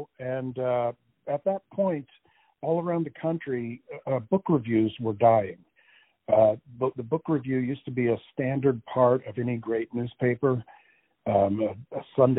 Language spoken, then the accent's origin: English; New Jersey, United States; also born or lived in Connecticut / Massachusetts / Florida / Iowa; I was born in New Jersey many years ago. And I wandered around this country to Connecticut, Massachusetts, down to Florida, out to Iowa, California, back to Iowa, back to California. So I've lived many places, but started off as a kid in New Jersey.